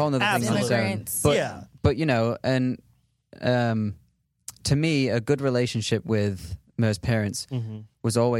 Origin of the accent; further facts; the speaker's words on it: England, United Kingdom; I don't. Yeah. I'm from England. Yeah.